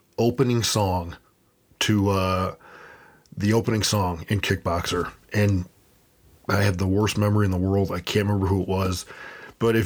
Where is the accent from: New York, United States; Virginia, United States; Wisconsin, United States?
New York, United States; Buffalo; I currently live and where Buffalo is my hometown